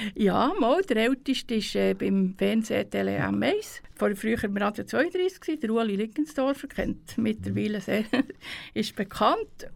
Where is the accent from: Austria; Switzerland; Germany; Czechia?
Switzerland; Spiez, Bern; aufgewachsen bin ich ja in Spiez